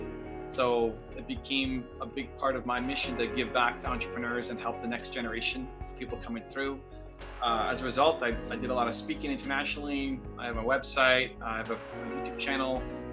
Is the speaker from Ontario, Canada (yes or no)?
yes; Toronto, Ontario, Canada; I'm Canadian, born and raised in Toronto, Canada.